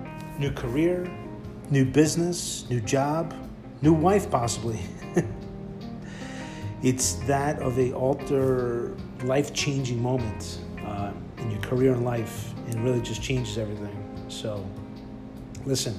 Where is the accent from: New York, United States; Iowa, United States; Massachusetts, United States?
New York, United States; New York City; I was born and raised in Bayside, Queens, New York